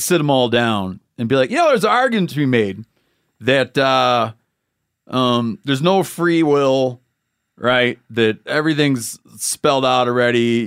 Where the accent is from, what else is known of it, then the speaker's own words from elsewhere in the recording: Muskegon County, Michigan, United States; I grew up in Muskegon County